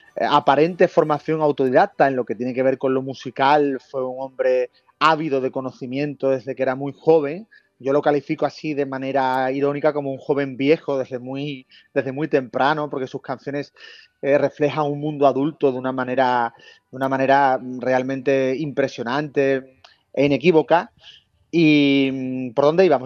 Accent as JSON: {"language": "Spanish", "area": "the Atlantic", "region": "Andalusia", "country": "Spain", "tie": "born or raised there", "said": "yo nací en el Atlántico"}